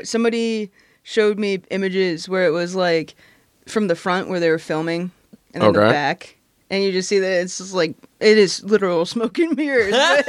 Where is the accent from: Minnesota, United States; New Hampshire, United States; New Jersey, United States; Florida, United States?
New Hampshire, United States; North Hampton; I'm from New Hampshire.